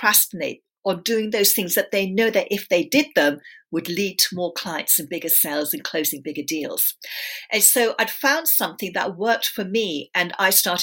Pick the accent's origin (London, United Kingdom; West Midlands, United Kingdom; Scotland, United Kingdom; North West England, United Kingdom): London, United Kingdom; also born or lived in India / England; They came over to England in the early 60s. I was born in London. And then they sent me back to India to live with my extended family, my mum's extended family. And my mum and dad and my brother and sister stayed in England. And then I came back into the family when I was five